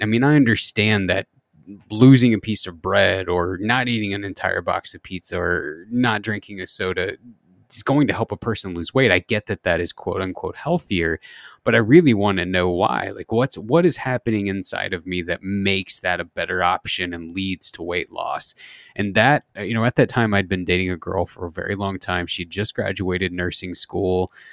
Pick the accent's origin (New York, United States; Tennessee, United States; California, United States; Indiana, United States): Indiana, United States; southern; I grew up in the Midwest, uh, in, in, Indiana, southern Indiana